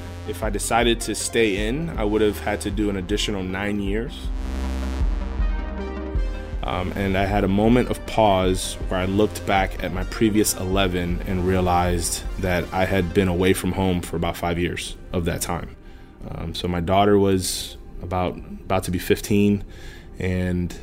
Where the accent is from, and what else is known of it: Miami, Florida, United States; born or raised there; also born or lived in Brooklyn, New York; now in Homestead, United States